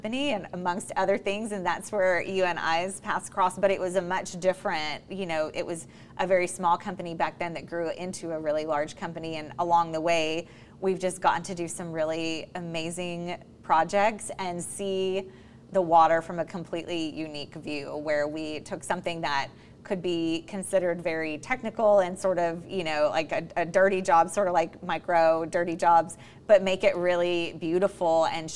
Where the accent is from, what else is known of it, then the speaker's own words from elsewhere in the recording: Galveston, Texas, United States; I was born on Galveston Island, so BOI, fourth generation.